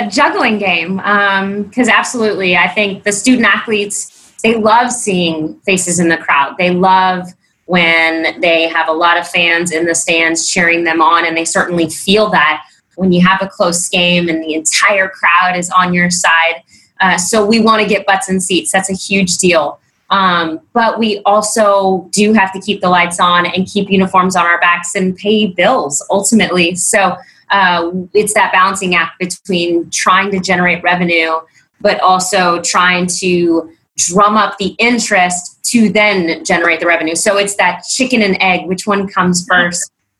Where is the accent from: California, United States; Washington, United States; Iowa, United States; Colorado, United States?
California, United States; San Jose; moved away as an adult; also born or lived in Connecticut; now in New Orleans, United States; I am from San Jose, California.